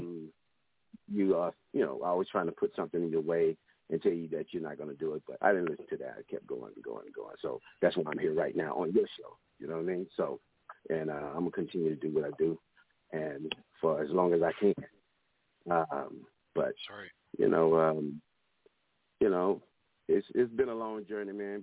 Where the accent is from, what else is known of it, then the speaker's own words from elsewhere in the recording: Dallas, Texas, United States; I'm from Dallas, Texas